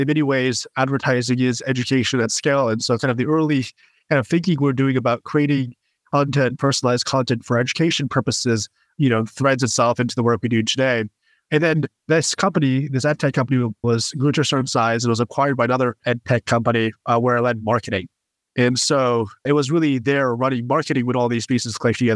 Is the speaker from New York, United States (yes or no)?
yes; Westchester, New York, United States; I grew up in Westchester, New York